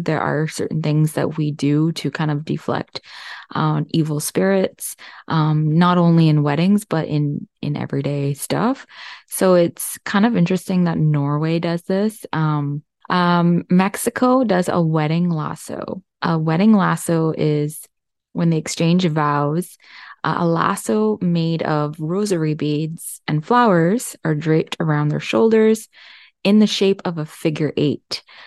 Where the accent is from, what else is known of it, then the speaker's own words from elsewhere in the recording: India; I'm Indian